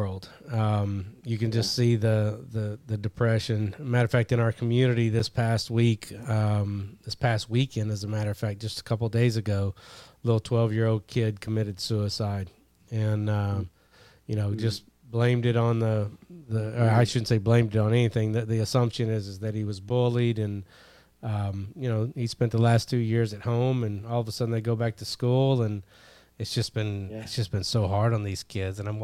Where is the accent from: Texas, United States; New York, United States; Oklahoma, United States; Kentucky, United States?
Kentucky, United States; I grew up in Kentucky